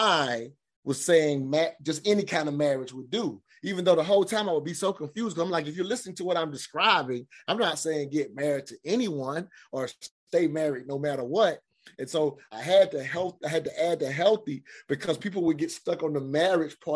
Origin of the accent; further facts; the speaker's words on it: South Carolina, United States; I grew up in South Carolina in the South.